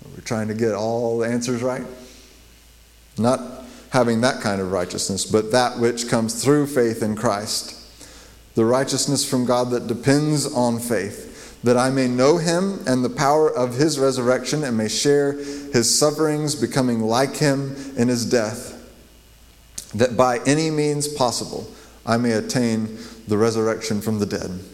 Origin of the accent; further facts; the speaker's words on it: Las Cruces, New Mexico, United States; when I grew up in Las Cruces, our um, little church would go and minister to Las Cruces, New Mexico